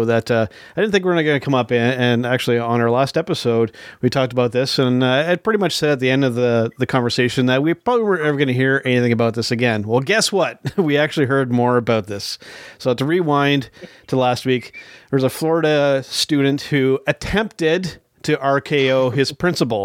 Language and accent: English; Canada; a Canadian wrestling fan